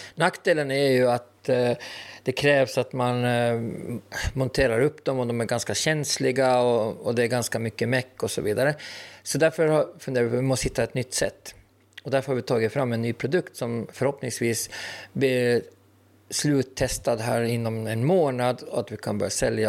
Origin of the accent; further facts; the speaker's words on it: Åland Islands; vi är nog ålänningar först och främst